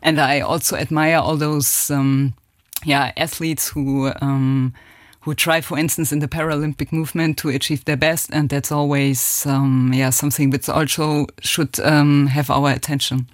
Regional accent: Germany; accent: German; English is a second language; moved away as an adult; also born or lived in France; now in Luxembourg; my accent is still very German.

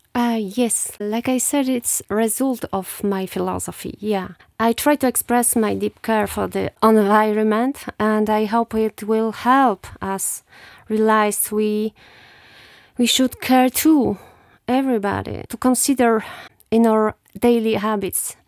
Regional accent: Rzeszów, Subcarpathian Voivodeship, Poland; English is a second language; moved away; also born or lived in Luxembourg / France; I was born in Rzeszów, uh, nineteen seventy-eight, and I come from Sibierne. It's southeastern Poland

